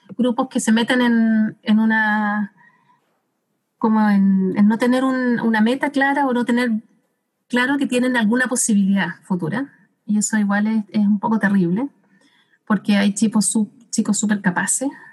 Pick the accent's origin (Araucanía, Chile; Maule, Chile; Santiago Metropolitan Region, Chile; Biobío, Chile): Santiago Metropolitan Region, Chile; Santiago; now in Temuco, Chile; acá en Temuco, como antes era de Santiago